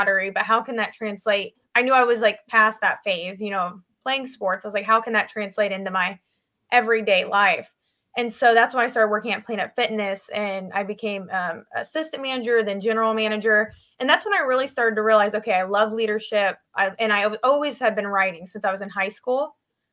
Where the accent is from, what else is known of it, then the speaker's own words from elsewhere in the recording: Lima, Ohio, United States; I grew up in Ohio, a little town called Lima